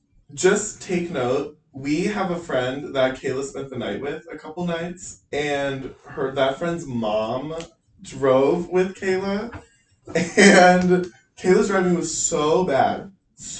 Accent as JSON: {"language": "English", "region": "the South", "country": "United States", "said": "We are from the South."}